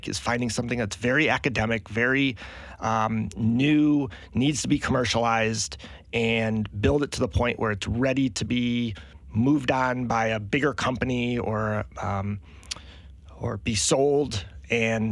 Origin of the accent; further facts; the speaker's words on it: Michigan, United States; moved away as an adult; also born or lived in Green Bay, Wisconsin; now in Charleston, United States; I grew up in Michigan, went to college in Green Bay, Wisconsin.